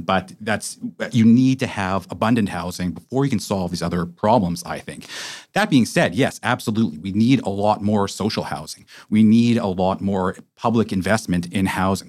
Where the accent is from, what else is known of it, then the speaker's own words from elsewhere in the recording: Vancouver, British Columbia, Canada; I'm from Vancouver. I was raised here